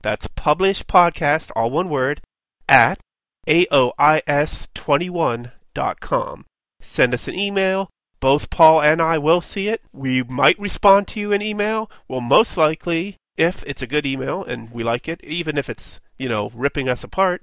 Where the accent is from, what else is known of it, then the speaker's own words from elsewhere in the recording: Pittsburgh, Pennsylvania, United States; I'm from Pittsburgh.